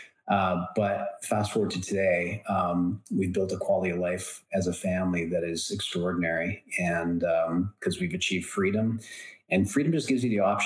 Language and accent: English; Canada; I am Canadian and I live in Canada